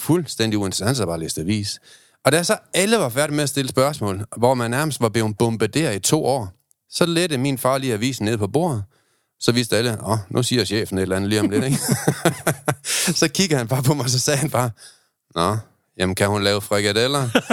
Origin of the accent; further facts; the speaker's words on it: Aalborg, North Denmark Region, Denmark; jeg er fra Aalborg